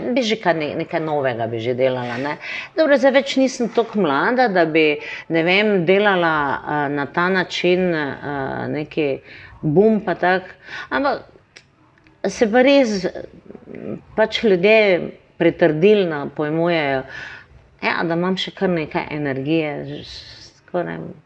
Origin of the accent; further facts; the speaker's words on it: Maribor, Drava, Slovenia; Meni ni prvo, da sem iz Slovenije, ampak sem iz Maribora.